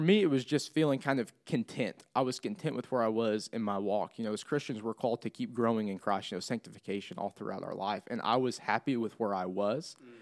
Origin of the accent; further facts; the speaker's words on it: Clinton, Missouri, United States; moved away as an adult; now in Springfield, United States; I'm from Clinton, between here and Kansas City